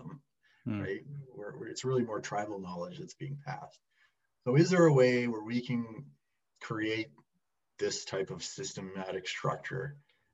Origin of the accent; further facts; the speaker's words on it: Calgary, Alberta, Canada; I'm from Calgary, Alberta